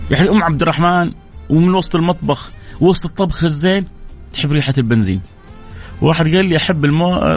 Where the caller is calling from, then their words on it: Jeddah, Makkah Province, Saudi Arabia; السلام عليكم